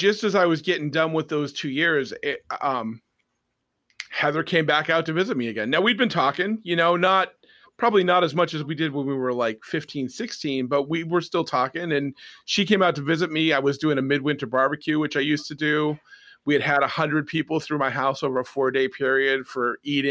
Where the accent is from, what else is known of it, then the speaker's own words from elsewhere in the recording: Lowell, Massachusetts, United States; also born or lived in Tyngsborough, Massachusetts; I grew up in Lowell and Tingsboro for most of my high school and college career, which is on the eastern half of Massachusetts